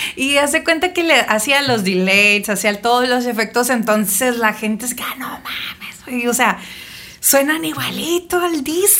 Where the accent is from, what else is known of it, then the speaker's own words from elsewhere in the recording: Navojoa, Sonora, Mexico; now in Ensenada, Mexico; nací en Sonora, en Navojoa. Mis papás se conocieron en Álamos, pero hicieron vida en, en Navojoa.